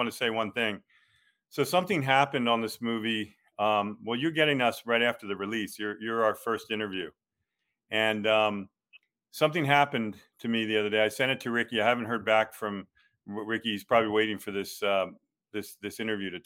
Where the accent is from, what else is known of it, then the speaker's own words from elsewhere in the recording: St. Augustine, Florida, United States; my hometown of St. Augustine, Florida